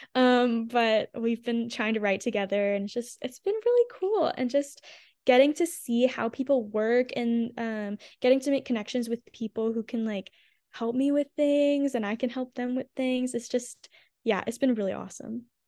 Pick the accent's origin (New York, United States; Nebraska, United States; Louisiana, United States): Louisiana, United States; Houma; moved away as an adult; also born or lived in Baton Rouge, Louisiana; now in Nashville, United States; I grew up in Houma, Louisiana